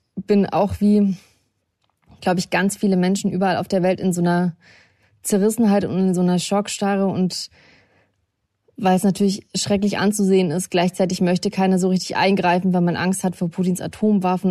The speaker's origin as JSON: {"language": "German", "country": "Russia", "tie": "born or raised there", "moved": "yes", "lives_now": "Germany", "said": "ich bin in Russland geboren und kann entsprechend Russisch"}